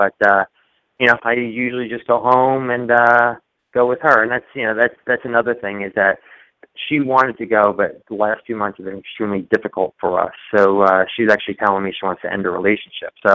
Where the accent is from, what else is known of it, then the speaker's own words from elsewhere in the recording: New York, United States; I am from New York, looking to move down to Charlotte.